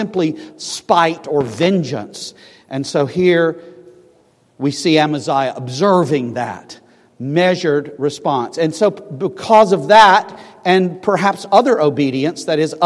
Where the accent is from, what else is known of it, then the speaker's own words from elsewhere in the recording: Scotland, United Kingdom; I'm a Scotsman